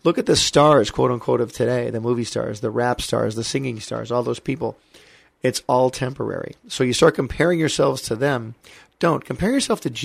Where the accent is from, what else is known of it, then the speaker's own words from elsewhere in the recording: Michigan, United States; moved away as an adult; also born or lived in Hollywood, California; I'm a kid from Michigan who came to Hollywood when I was 18 years old